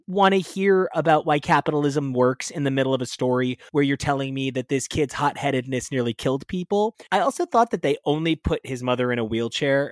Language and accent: English; New Jersey, United States; I'm from Jersey.